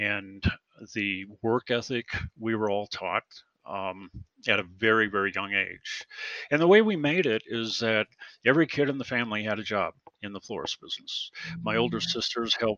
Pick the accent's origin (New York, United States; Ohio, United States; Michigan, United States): Ohio, United States; Lorain; I grew up with a family of five kids in Lorain, Ohio, just outside of Cleveland